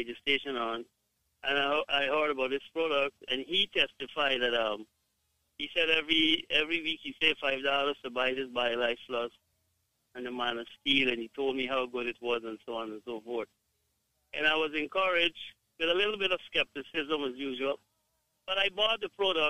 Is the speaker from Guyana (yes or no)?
yes; Guyana; I am from Guyana, but my wife is from Jamaica